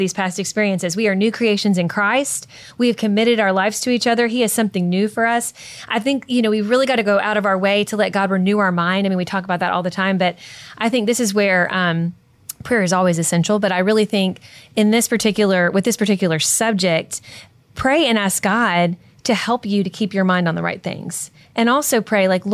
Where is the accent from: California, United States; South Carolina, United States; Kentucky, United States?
Kentucky, United States; I'm from Kentucky